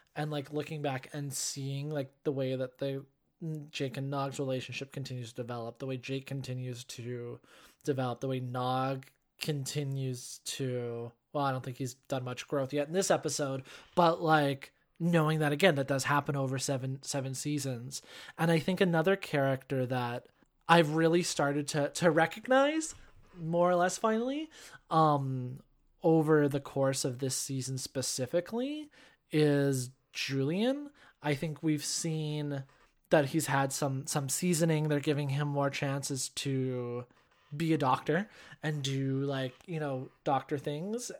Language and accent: English; Canada; being Canadian